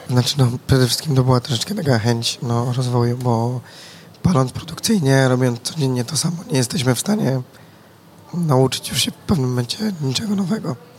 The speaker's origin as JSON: {"language": "Polish", "town": "Głuchołazy", "region": "Opole Voivodeship", "country": "Poland", "also_born_or_lived": "Wrocław", "said": "ja generalnie pochodzę z Głuchołac"}